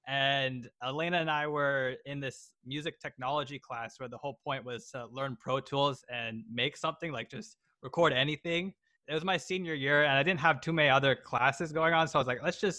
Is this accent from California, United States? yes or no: yes; San Francisco Bay Area, California, United States; I grew up in the San Francisco Bay Area.